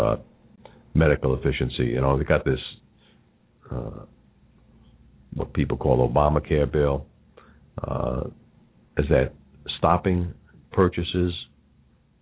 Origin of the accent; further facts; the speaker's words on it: New York, United States; accent: New York; my New York accent